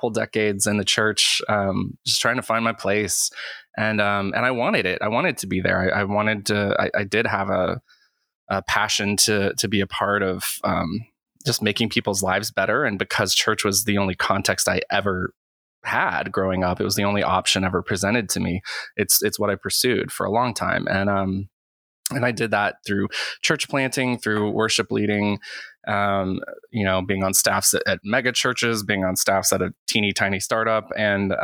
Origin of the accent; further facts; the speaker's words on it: Western North Carolina, United States; I grew up in Western North Carolina